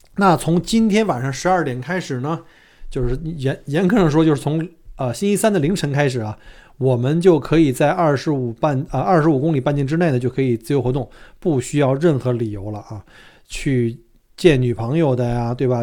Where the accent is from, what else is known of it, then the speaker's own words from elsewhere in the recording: China; now in Australia; 我们中国人